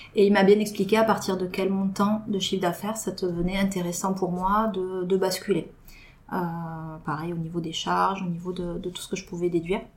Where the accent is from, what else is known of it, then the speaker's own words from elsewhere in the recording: Toulouse, Occitania, France; je suis toulousaine pure souche